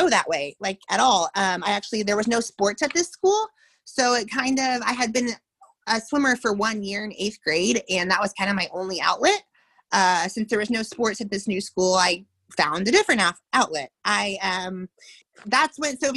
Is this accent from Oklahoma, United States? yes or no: yes; Tulsa, Oklahoma, United States; I grew up in Tulsa, Oklahoma.